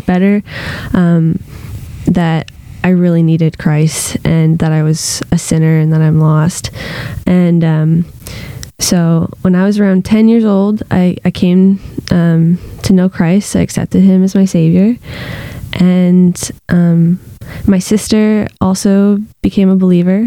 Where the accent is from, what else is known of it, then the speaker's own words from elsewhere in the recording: Fredericton, New Brunswick, Canada; I was born in Fredericton, New Brunswick